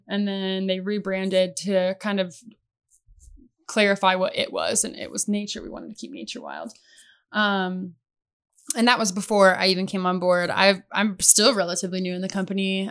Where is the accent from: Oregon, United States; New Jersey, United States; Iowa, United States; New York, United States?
Iowa, United States; Oskaloosa; moved away as an adult; now in Arizona, United States; I grew up in Oskaloosa, Iowa